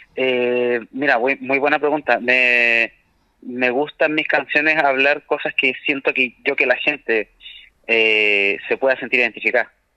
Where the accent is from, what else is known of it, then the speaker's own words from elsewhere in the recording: Chile; como chilenos nos falta eh, querer mucho nuestra identidad